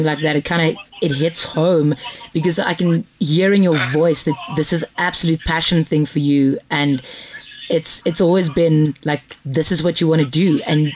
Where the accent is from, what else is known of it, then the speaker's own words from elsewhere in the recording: South Africa; as a South African.